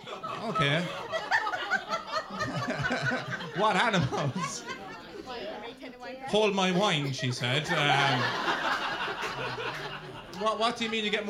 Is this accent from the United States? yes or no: no; Ireland; being an Irishman